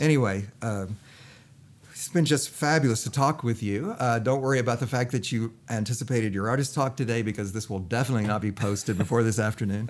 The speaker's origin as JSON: {"language": "English", "country": "United States"}